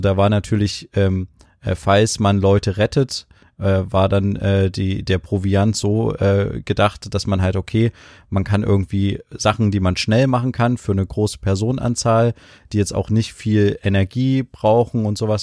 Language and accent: German; Germany; ich begreife Deutschland so als meine Heimat